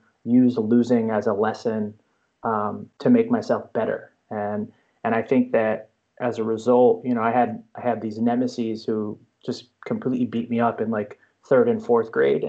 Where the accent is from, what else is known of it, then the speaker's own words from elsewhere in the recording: New Jersey, United States; I grew up in New Jersey.